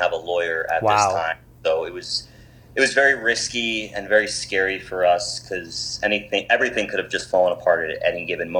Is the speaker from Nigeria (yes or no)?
no; New Jersey, United States; our days growing up in New Jersey, from then until high school.